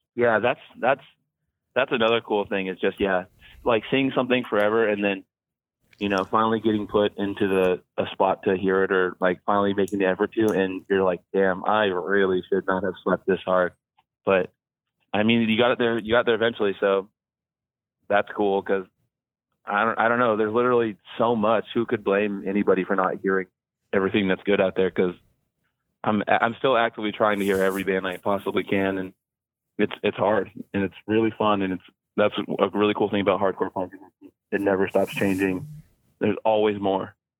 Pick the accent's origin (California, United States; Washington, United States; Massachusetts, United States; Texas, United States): Washington, United States; Olympia; also born or lived in Colorado / Seattle, Washington; I moved here when I was really young because my dad died. Um, but uh, I've been in Olympia or Seattle pretty much for like the last my whole life